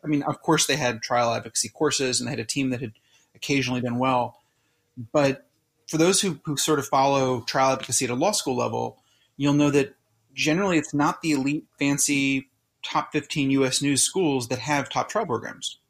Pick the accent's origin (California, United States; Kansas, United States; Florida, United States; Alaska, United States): California, United States; Southern; moved away as an adult; also born or lived in Philadelphia; my hometown in, in Southern California